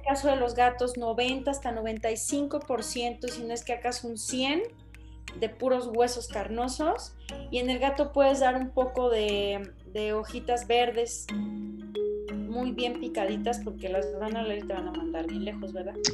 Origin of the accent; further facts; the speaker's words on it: Monterrey, Nuevo León, Mexico; Monterrey, de donde yo soy